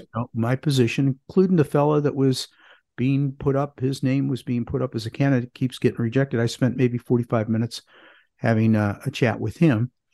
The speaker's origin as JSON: {"language": "English", "town": "Parma", "region": "Ohio", "country": "United States", "tie": "born or raised there", "moved": "yes", "lives_now": "Greensboro, United States", "said": "I grew up in a suburb of Cleveland called Parma"}